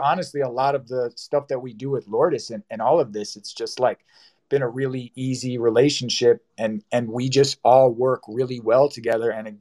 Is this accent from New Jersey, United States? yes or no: yes; New Jersey, United States; now in Los Angeles, United States; I'm from New Jersey, and I had gone home during like the COVID stuff to be with some family